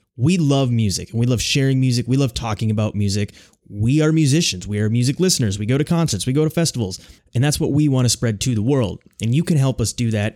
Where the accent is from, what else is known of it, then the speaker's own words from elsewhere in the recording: Minnesota, United States; moved away as an adult; now in Chicago, United States; We're both originally from Minnesota